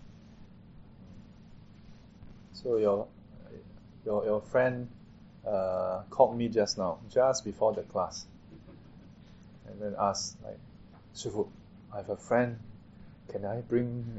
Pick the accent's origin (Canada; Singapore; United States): Singapore; I'm a Singaporean